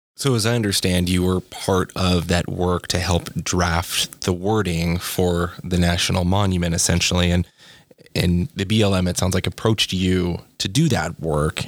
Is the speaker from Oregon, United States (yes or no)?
yes; Corvallis, Oregon, United States; moved away as an adult; I moved away from Corvallis after I graduated high school